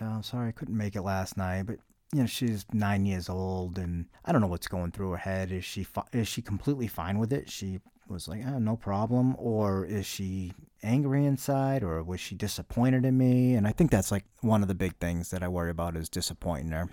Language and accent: English; New England, United States; I'm from New England